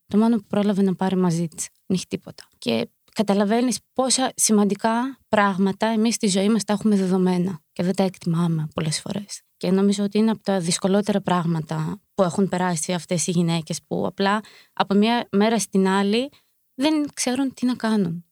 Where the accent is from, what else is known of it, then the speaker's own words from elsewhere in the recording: Ukraine; now in Greece; είμαστε από την Ουκρανία και έχουμε έρθει λόγω του πολέμου